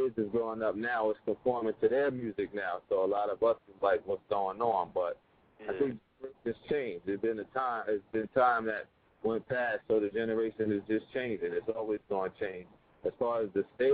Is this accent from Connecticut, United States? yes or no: no; Asbury Park, New Jersey, United States; I'm from Jersey, Asbury Park. We call that Dark City.